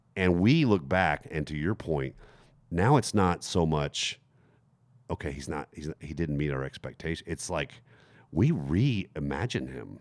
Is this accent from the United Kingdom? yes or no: no; Germany; moved away; the church, that I grew up in, for example, in Germany